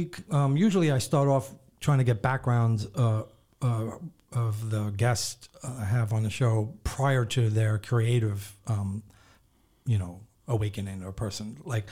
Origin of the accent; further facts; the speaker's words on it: Rockville Centre, New York, United States; I grew up in Rockville Center.